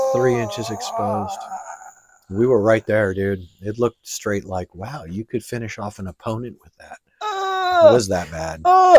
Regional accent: New York, United States; So I grew up in the Italian area of New York.

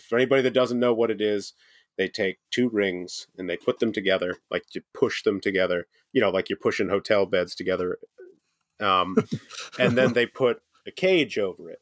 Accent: United States; as an American

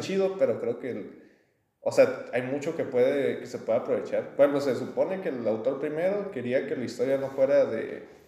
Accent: Mexico; Somos más mitad españoles

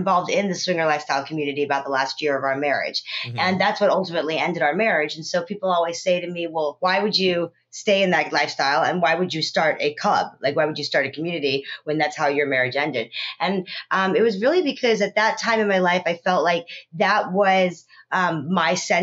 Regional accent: California, United States; also born or lived in South Africa; I was born in South Africa, raised in California.

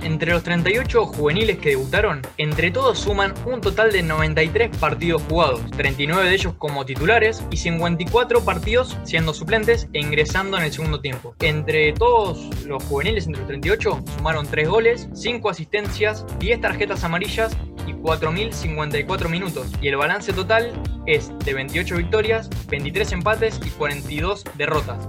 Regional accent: Argentina; los dos somos de Veracete

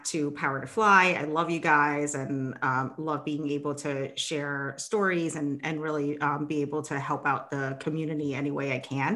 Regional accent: New York City, New York, United States; also born or lived in Cambodia; I grew up in Brooklyn

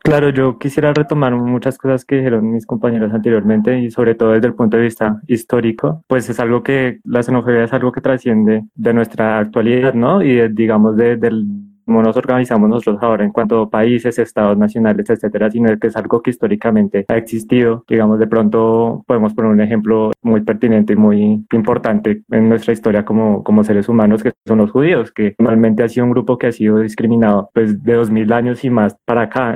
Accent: Colombia; dentro de la misma Colombia, pues somos xenófobos entre nosotros

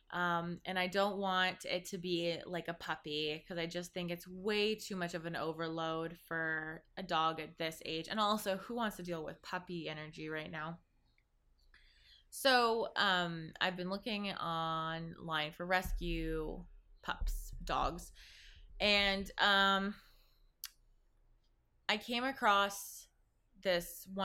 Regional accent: Zambia; born there; some of you know I was born in Zambia, Africa

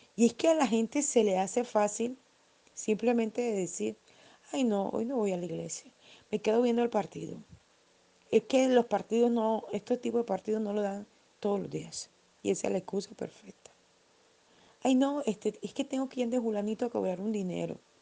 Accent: Barranquilla, Atlántico, Colombia; en mi país, eh, en, Colombia, en Barranquilla

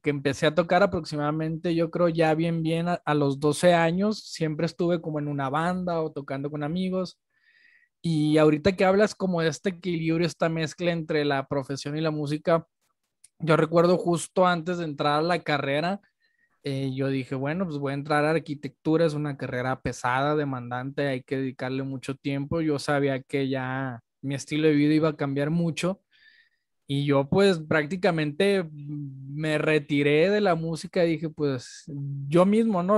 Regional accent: Culiacán, Sinaloa, Mexico; moved away as an adult; now in Guadalajara, Mexico; yo soy de Culiacán y estudié en Guadalajara

